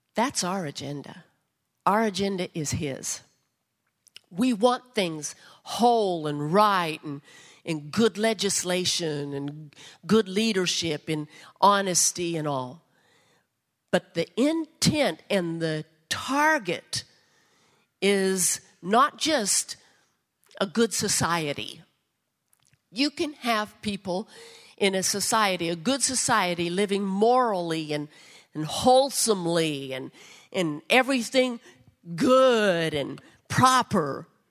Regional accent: United States; as American citizens

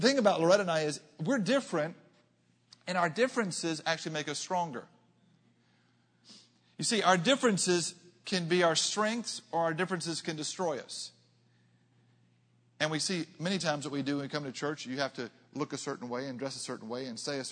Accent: Arkansas, United States; I'm a boy from Arkansas.

